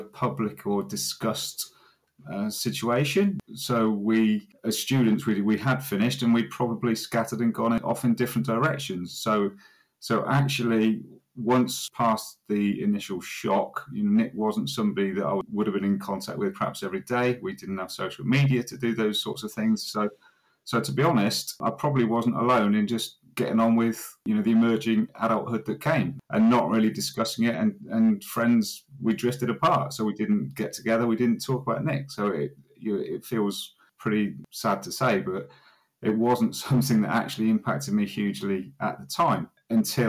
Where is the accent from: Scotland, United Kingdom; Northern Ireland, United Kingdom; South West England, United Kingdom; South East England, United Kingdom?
South East England, United Kingdom; Witney; I was born and lived and have lived in my hometown of Witney, West Oxfordshire, all my life, give or take 1 or 2 years out as a student